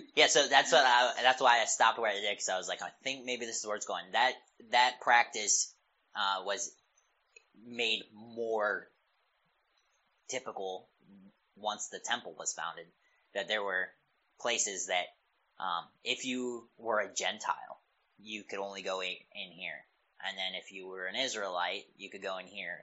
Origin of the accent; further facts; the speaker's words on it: Pennsylvania, United States; I grew up in Pennsylvania